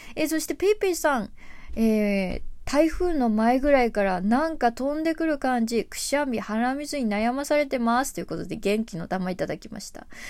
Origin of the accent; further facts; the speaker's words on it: Tokyo, Japan; 東京生まれ東京育ちの、えー、東京在住アーティスト